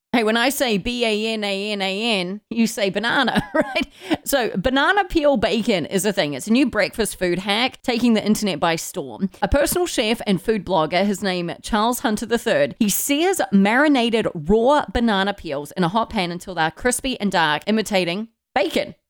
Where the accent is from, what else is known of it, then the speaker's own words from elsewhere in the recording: New Zealand; Growing up in New Zealand